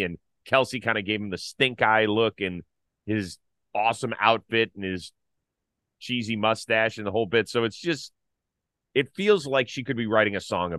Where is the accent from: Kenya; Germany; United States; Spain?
United States; Cleveland, Ohio; my hometown of Cleveland, Ohio